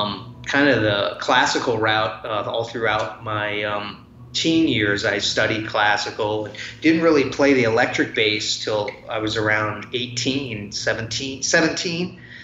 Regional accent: Detroit, Michigan, United States; I grew up where I'm at right now, but I've moved around many times. But I grew up in the Detroit area. Came from a family of musicians.

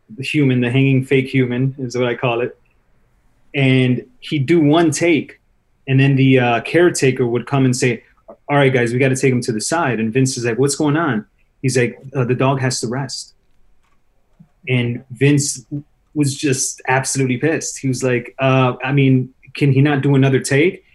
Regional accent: Chicago, Illinois, United States; I grew up in Chicago

